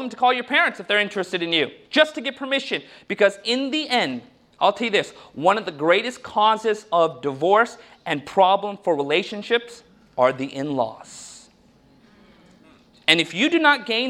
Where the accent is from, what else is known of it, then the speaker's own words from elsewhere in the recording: United States; when I was growing up in America